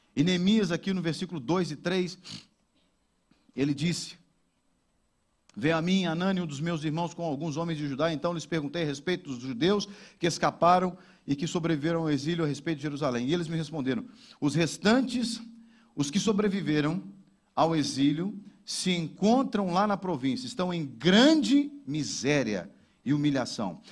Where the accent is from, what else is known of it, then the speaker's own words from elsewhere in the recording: Brazil; now in Portugal; como brasileiro